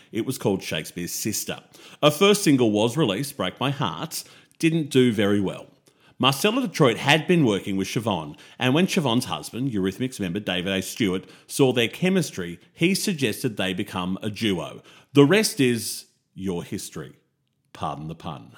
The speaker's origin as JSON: {"language": "English", "country": "Australia", "said": "as an Aussie"}